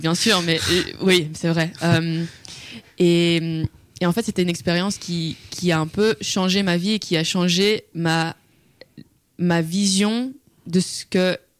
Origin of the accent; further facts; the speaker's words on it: Brussels, Brussels-Capital Region, Belgium; Je viens de Bruxelles.